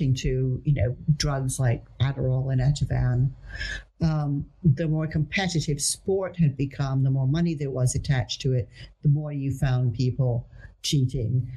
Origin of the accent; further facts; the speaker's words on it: Netherlands; I grew up in the Netherlands